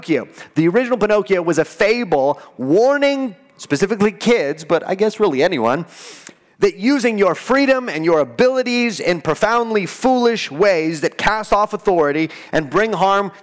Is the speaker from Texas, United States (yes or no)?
yes; El Paso, Texas, United States; I'm from El Paso